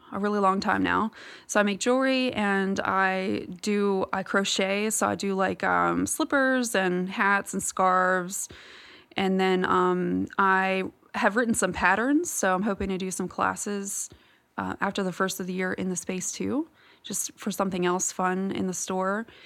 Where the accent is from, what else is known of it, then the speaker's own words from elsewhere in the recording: Virginia, United States; moved away as an adult; I'm originally from Virginia, and I have lived here for almost, well, coming up on ten years now